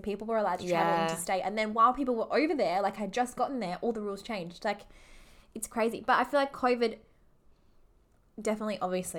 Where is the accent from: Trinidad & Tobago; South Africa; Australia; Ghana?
Australia; Perth, Western Australia; we're from Perth